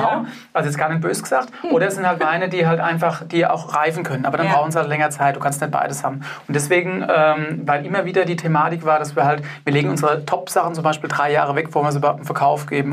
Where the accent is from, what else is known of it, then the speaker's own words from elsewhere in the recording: Germany; bei uns in Deutschland